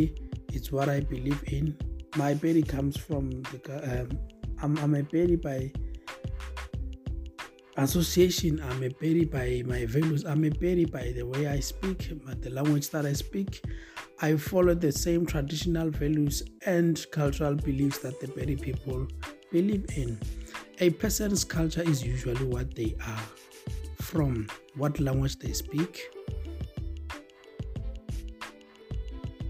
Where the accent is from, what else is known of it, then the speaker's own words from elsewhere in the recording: Limpopo, South Africa; moved away; I was born in Africa, and even though I was born in Limpopo, even though I don't live there every day today, it's definitely a huge part of me.